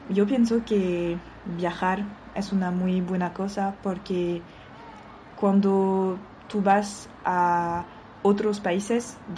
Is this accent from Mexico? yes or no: no; France; Spanish is a second language; now in Málaga, Spain; Aquí en Málaga, de, bueno, yo soy francesa, de lo que yo veo